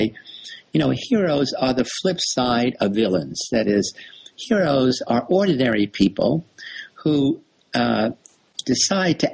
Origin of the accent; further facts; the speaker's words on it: New York City, New York, United States; I grew up in the South Bronx in New York City